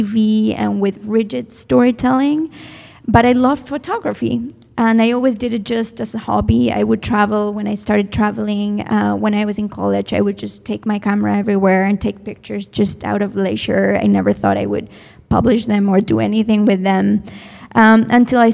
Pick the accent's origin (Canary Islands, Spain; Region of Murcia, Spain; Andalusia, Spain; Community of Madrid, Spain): Community of Madrid, Spain; Madrid; moved away as an adult; I was born there